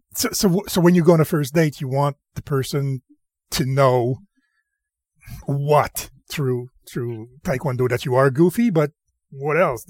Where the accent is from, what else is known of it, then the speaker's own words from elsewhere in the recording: Canada; we're, we're French Canadian here, and we're we're really protective for the French